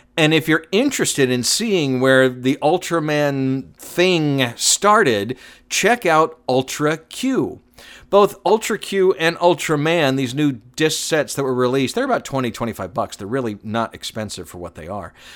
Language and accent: English; Atlanta, Georgia, United States; Growing up in Atlanta, I used to watch a lot of T B S